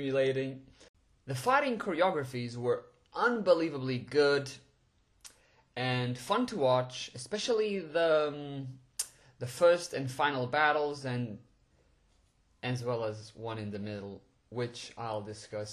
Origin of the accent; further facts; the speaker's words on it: Portugal; moved away as an adult; also born or lived in London; I was born and raised in Portugal, and after high school I decided to go to London alone to attend university